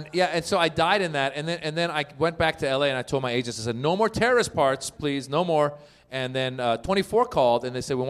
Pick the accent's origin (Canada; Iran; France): Iran; now in Los Angeles, United States; I'm originally from Iran